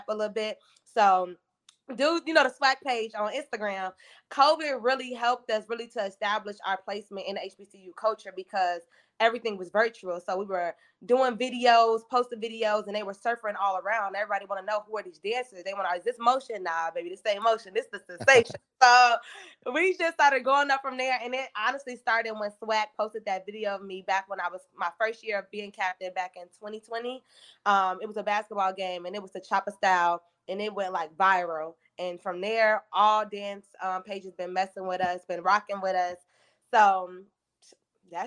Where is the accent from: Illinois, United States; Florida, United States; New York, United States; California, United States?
Illinois, United States; Chicago; moved away as an adult; now in Houston, United States; I'm coming from Chicago.